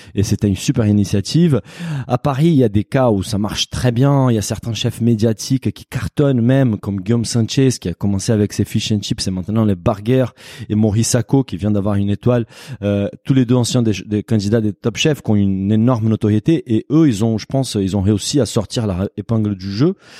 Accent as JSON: {"language": "French", "country": "Brazil", "second_language": "French", "moved": "yes", "lives_now": "France", "said": "je suis brésilien"}